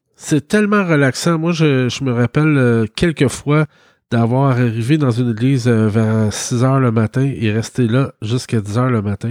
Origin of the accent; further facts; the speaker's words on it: Quebec, Canada; je venais du Québec